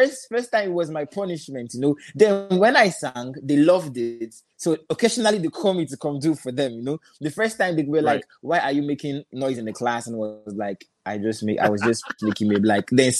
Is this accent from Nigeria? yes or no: yes; Lagos, Nigeria; also born or lived in Anambra State; Originally, I'm from Anambra State, but I live in Lagos. You know, I live in Lagos. Grew up in Lagos, make music in Lagos